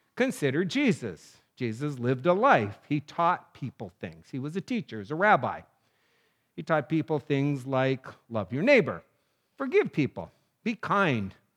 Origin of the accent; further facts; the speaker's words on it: North Dakota, United States; moved away; I was in junior high and living in my little town of North Dakota.